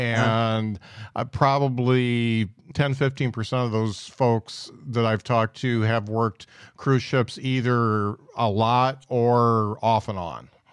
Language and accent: English; Indiana, United States; now in Huntsville, United States; I come from Indiana